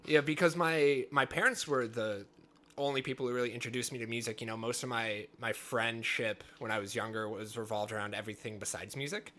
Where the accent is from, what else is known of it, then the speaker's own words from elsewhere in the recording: the Northwest, Pacific Northwest, United States; growing up in the Northwest